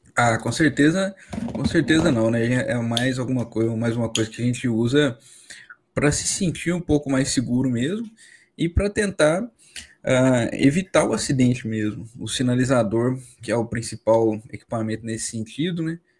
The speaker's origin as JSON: {"language": "Portuguese", "region": "Minas Gerais", "country": "Brazil", "moved": "yes", "said": "eu sou de Minas, né? morava no interior de Minas."}